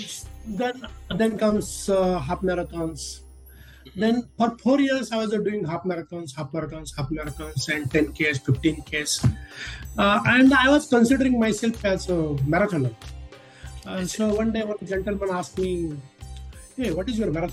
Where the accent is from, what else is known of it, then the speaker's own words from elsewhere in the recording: India; also born or lived in Kalyan, Mumbai, Maharashtra; I'm from India. I live in a Kalyan suburb of Mumbai